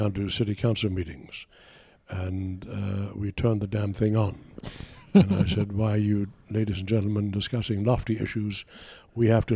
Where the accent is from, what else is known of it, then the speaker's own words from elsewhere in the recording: Germany; now in United States; I'm from Germany originally